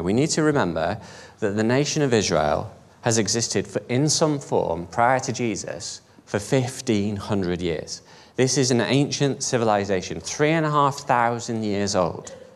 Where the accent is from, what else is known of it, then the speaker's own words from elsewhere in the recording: United Kingdom; I'm British, I'm European, I'm proud European